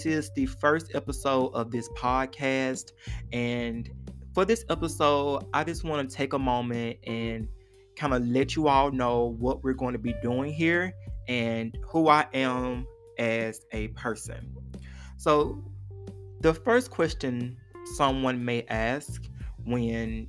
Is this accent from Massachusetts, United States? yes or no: no; Forest City, Arkansas, United States; also born or lived in Memphis, Tennessee; now in Fayetteville, United States; I am originally from Memphis, Tennessee. When I was 10 years old, my mother moved to Forest City, Arkansas